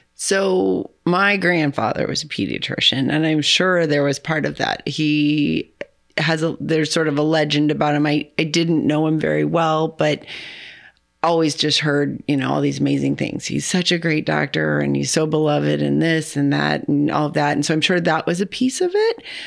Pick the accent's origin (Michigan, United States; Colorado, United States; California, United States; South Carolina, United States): California, United States; now in St. Louis, United States; I wasn't from here. I'm from California.